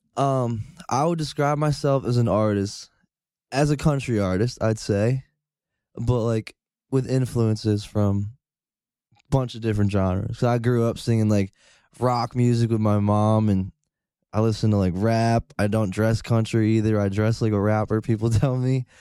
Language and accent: English; Rotterdam, New York, United States; Rotterdam, New York.